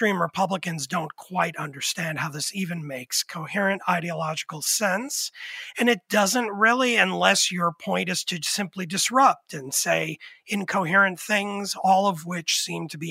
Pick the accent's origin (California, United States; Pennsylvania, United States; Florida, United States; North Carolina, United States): Pennsylvania, United States; my home state, lamentably, of Pennsylvania.